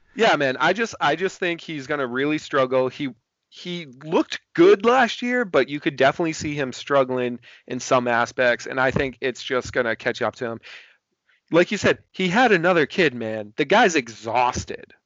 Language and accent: English; Boston, Massachusetts, United States; I'm from Boston